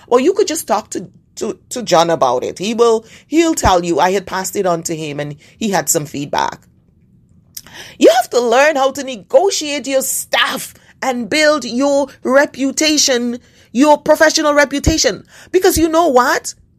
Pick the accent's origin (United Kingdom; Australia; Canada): Canada; As a Canadian